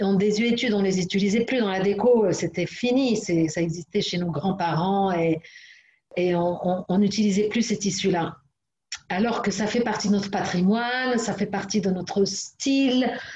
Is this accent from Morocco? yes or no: yes; Morocco; chez nous au Maroc